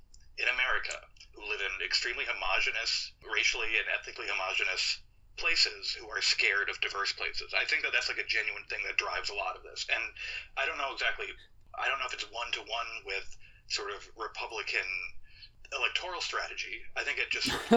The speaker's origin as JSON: {"language": "English", "town": "Minneapolis", "region": "Minnesota", "country": "United States", "tie": "born or raised there", "moved": "yes", "lives_now": "Brooklyn, United States", "said": "I grew up in Minneapolis as the Somali community was growing larger and larger"}